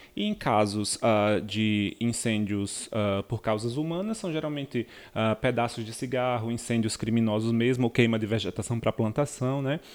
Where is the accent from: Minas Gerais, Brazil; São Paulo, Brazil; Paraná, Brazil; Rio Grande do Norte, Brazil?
Rio Grande do Norte, Brazil; venho diretamente das terras potiguaras do Rio Grande do Norte